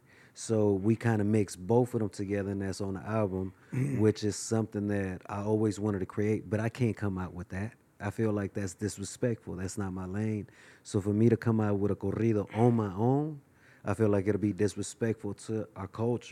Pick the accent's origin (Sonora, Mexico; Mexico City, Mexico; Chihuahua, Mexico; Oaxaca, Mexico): Mexico City, Mexico; born there; So the number one reason, representing the culture, you know, I was born in Mexico.